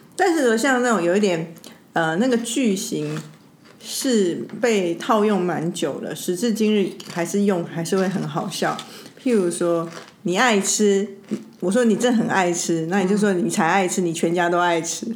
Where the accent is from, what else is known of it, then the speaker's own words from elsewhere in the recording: Taiwan; 我们台湾人